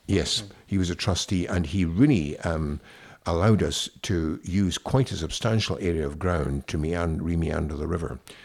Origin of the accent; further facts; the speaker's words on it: Ayr, Scotland, United Kingdom; also born or lived in Denmark; I came from Ayr and I used to fish regularly